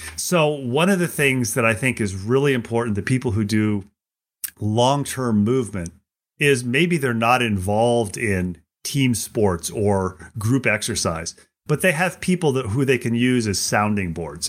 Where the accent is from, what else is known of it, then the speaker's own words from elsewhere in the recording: United States; I'm an American